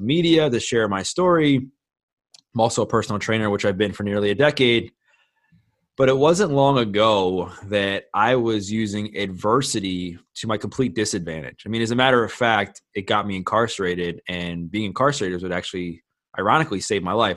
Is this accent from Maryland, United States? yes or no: yes; Baltimore, Maryland, United States; born and raised in Baltimore, Maryland, been here my whole life